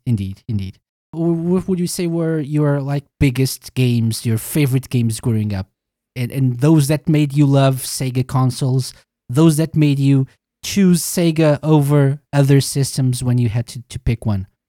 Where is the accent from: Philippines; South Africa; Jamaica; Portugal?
Portugal; I'm from Portugal